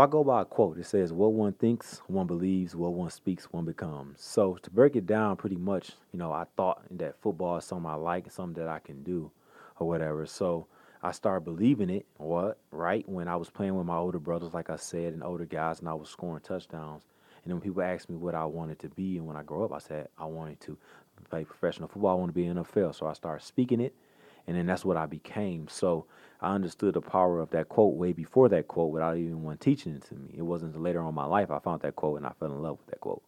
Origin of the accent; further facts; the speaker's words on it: Pontiac, Michigan, United States; I grew up in Pontiac, Michigan, right outside of Detroit